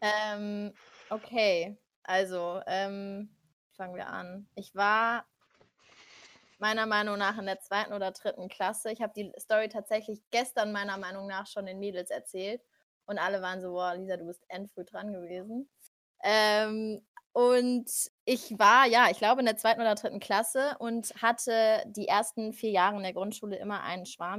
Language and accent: German; Frankfurt am Main, Hesse, Germany; moved away as an adult; now in Munich, Germany; ich komme eigentlich aus Frankfurt am Main, bin seit zweieinhalb Jahren jetzt hier in München